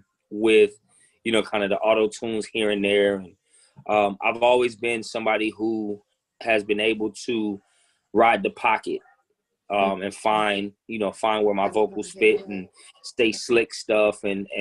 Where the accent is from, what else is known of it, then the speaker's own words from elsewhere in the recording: Midwest, United States; also born or lived in South / Los Angeles / New York; being that I'm from the Midwest. I've lived, in the South. I've lived in LA. I lived in New York.